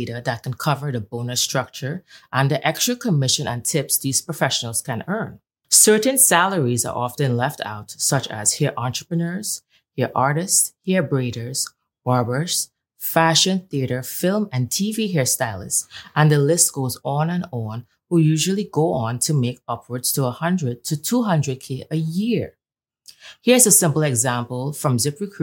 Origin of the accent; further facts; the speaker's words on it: Trinidad & Tobago; she hails all the way from Trinidad and Tobago, just like myself